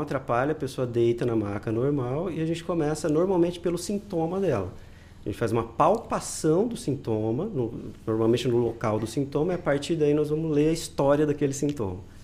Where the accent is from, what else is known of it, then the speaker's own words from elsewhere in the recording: interior of Paraná, Brazil; na minha região, eu sou do interior do Paraná